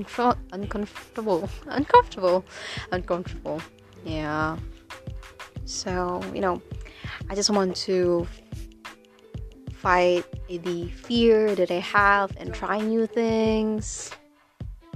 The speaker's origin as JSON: {"language": "English", "country": "Philippines", "first_language": "Tagalog", "second_language": "English", "said": "English is not my first language. It's Filipino, it's Tagalog."}